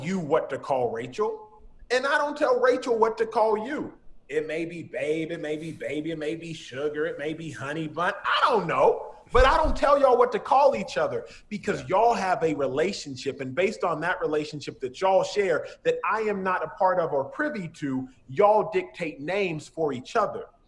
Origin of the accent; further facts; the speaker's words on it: Dallas, Texas, United States; moved away as an adult; now in Los Angeles, United States; I'm born and raised in Dallas